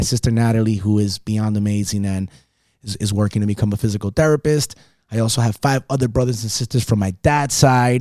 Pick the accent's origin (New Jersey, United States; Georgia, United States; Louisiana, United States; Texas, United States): New Jersey, United States; West New York; accent: Caribbean; moved away as an adult; also born or lived in Las Vegas; I was born in Jersey City, New Jersey, West New York, New Jersey, Hudson County, raised by a single amazing, strong, and independent woman